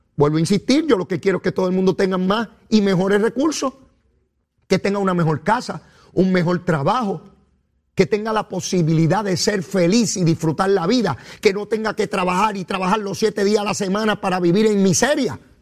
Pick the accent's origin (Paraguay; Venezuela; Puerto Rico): Puerto Rico